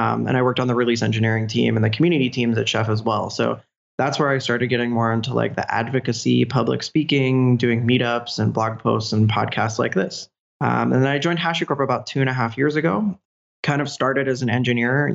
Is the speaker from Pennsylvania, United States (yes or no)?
yes; Pennsylvania, United States; also born or lived in Pittsburgh; I'm from Pennsylvania, but I moved to Pittsburgh in 2009